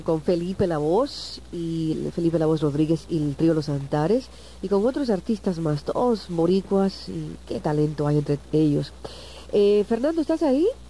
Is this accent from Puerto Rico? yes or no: yes; San Juan, Puerto Rico; yo también soy de Vía Palmeras